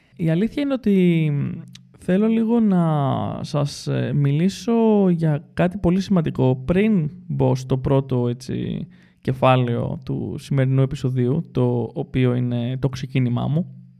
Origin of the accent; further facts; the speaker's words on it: Greece; moved away; έφυγα από την Ελλάδα σε σχετικά μικρή ηλικία